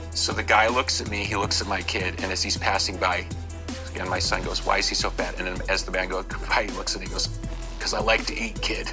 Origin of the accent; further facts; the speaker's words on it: Chicago, Illinois, United States; I'm from Chicago, so everybody knows me